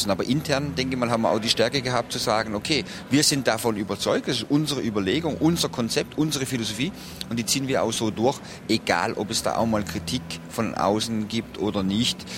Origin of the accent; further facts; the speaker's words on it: Baden-Württemberg, Germany; born there; ich bin hier geboren in der Nähe und hier natürlich auch ein Stück weit verwurzelt, weil ich habe hier lange gespielt in meiner Fußballerkarriere, war dann zwar einige Jahre auch weg, aber hier die Beziehung zu Freiburg ist schon was ganz Besonderes für mich.